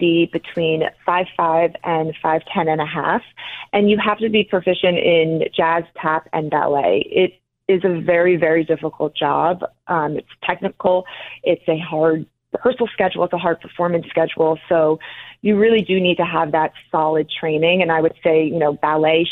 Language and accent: English; North Caldwell, New Jersey, United States; I am from New Jersey, North Caldwell, New Jersey, so right outside of Manhattan